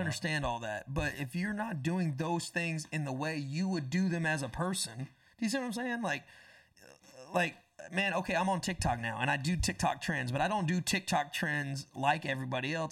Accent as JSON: {"language": "English", "town": "Panama City", "region": "Florida", "country": "United States", "tie": "born or raised there", "also_born_or_lived": "Tampa, Florida", "moved": "as an adult", "lives_now": "Nashville, United States", "said": "I went from nine, Tampa to Panama City, and then right after I turned eighteen, I moved"}